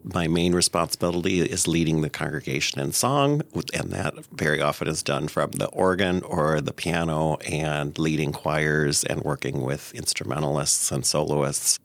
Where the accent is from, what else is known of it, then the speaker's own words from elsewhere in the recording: Nebraska, United States; I grew up in Nebraska, the son of a Lutheran pastor.